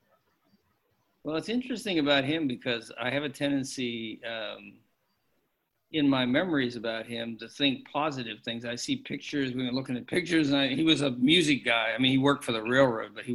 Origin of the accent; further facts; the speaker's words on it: Pittsburgh, Pennsylvania, United States; We grew up in Pittsburgh